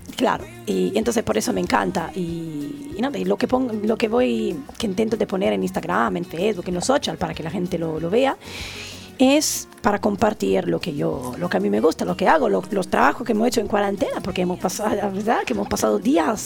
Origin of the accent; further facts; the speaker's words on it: Italy; Spanish is a second language; moved away as an adult; now in Benidorm, Spain; soy italiana nativa